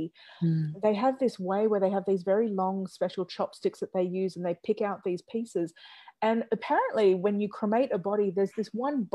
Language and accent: English; Australia; how I grew up in Australia